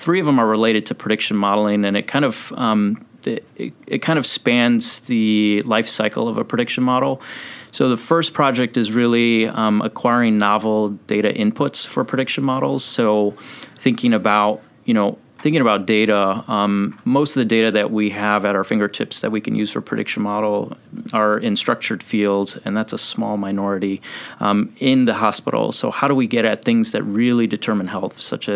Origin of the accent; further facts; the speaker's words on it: Chicago, Illinois, United States; I'm from Chicago originally, and all of my training has been in Chicago